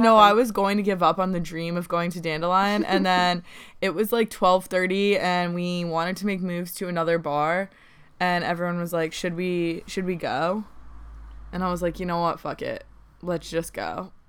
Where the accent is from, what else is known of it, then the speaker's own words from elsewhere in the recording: Connecticut, United States; moved away; growing up in Connecticut